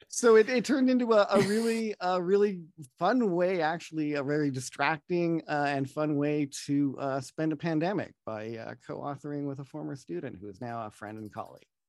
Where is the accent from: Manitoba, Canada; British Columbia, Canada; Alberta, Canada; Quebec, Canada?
Manitoba, Canada; Opaskwayak Cree Nation; now in Toronto, Canada; I'm from the Beaver Clan of the Opasqueyatt Cree Nation